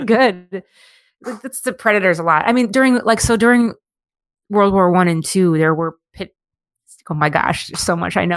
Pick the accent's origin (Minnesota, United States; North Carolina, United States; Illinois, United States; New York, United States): Minnesota, United States; Minneapolis; also born or lived in Monticello; I grew up in Minneapolis